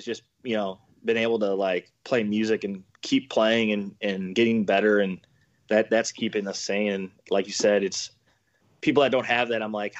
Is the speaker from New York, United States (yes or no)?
no; around Chicago, Illinois, United States; I grew up around Chicago, 30 minutes out of the city.